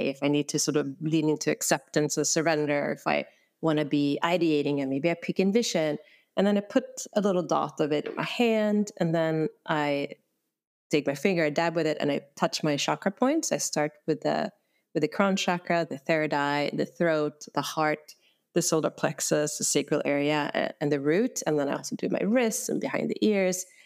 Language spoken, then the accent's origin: English; Sweden; moved away as an adult; now in San Francisco, United States; I came to San Francisco from Sweden in 2001